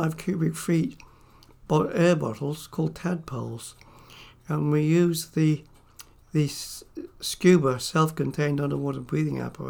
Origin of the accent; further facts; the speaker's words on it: Cornwall, South West England, United Kingdom; I was born in Cornwall, the early part of the war, and like all Cornish boys, the sea became second nature to us